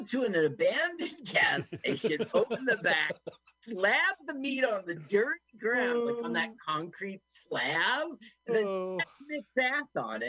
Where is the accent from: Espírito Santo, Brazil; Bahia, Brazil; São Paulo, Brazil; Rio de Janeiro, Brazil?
Rio de Janeiro, Brazil; I did some growing up in Rio, actually, and then I went on to return from my master's.